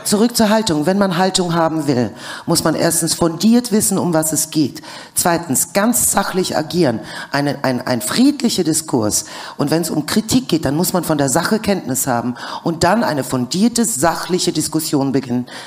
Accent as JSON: {"language": "German", "country": "Germany", "tie": "born or raised there", "also_born_or_lived": "USSR", "said": "ich bin in der UdSSR groß geworden, besser gesagt geboren worden und bin dann wiederum in der BED aufgewachsen"}